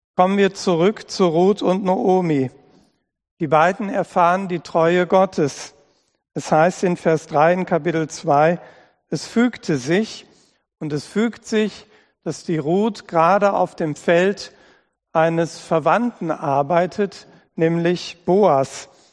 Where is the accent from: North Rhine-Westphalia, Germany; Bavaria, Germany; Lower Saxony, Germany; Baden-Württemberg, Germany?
North Rhine-Westphalia, Germany; Dortmund; moved away as an adult; also born or lived in Hunsrück / Simmern / Lahn-Dill-Kreis; now in Oberscheld, Germany; Meine Geburtsstadt Dortmund, da wo ich aufgewachsen bin